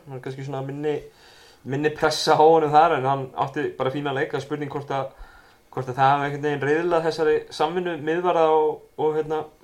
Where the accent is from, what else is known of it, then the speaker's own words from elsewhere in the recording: Keflavík, Southern Peninsula, Iceland; ég var nú úr Keflavík, eða er úr Keflavík